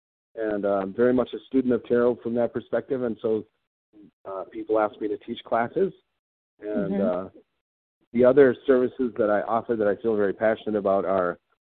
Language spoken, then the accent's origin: English; East Coast, United States; also born or lived in Wisconsin / Minnesota; I actually grew up initially on the East Coast, and then we moved to Wisconsin and then subsequently Minnesota. But I've been in Minnesota for most of my life from that perspective.